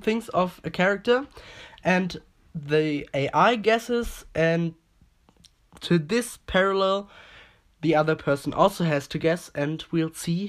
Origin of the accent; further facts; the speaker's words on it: Manchester, North West England, United Kingdom; I'm from Manchester in Britain.